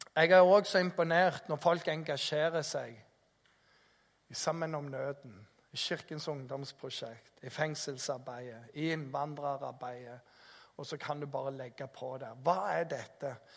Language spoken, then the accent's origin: Norwegian; Jæren, Rogaland, Norway; kommer jeg fra Jæren